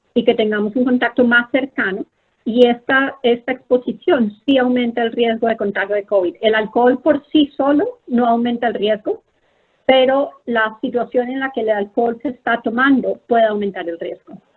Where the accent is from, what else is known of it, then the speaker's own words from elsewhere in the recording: Colombia; moved away as an adult; also born or lived in Philadelphia, United States / San Antonio, Texas, United States; now in Bethesda, United States; yo soy una médica colombiana, he estado en Estados Unidos por más o menos 20 años.